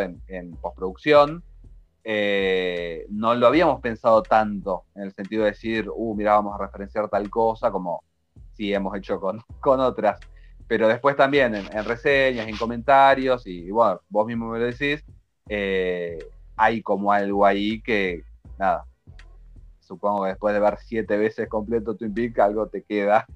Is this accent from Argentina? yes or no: yes; Argentina; somos argentinos